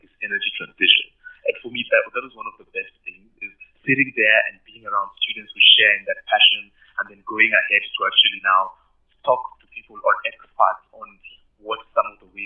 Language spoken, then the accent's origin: English; Kenya; moved away as an adult; now in Pretoria, South Africa; from Kenya